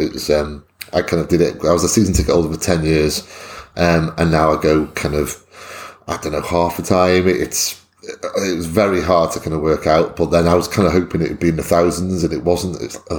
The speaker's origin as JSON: {"language": "English", "region": "North Wales", "country": "United Kingdom", "tie": "born or raised there", "said": "from suburbia in North Wales."}